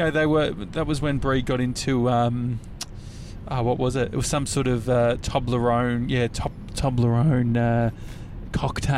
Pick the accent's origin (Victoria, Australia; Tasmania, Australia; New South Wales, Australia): Victoria, Australia; Endeavour Hills; also born or lived in Lysterfield South; I grew up sort of around the Endeavour Hills area, just sort of near Dandenong